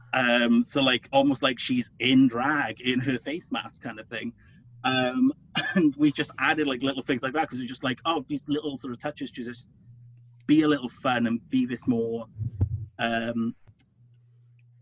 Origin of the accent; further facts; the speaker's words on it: United Kingdom; I'm British.